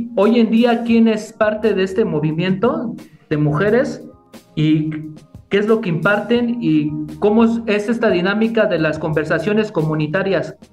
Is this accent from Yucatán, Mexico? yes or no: no; State of Mexico, Mexico; yo soy de aquí del Estado de México